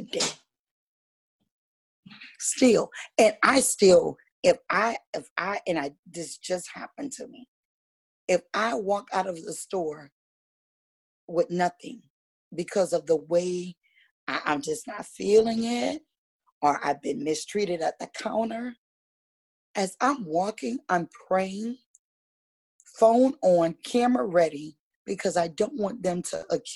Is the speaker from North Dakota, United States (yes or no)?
no; Louisiana, United States; now in West Virginia, United States; I grew up in the South. I'm from Louisiana.